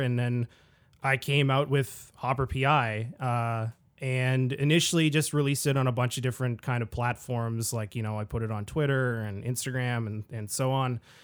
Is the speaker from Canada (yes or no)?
yes; Ottawa, Ontario, Canada; back in my hometown of Ottawa, Ontario, Canada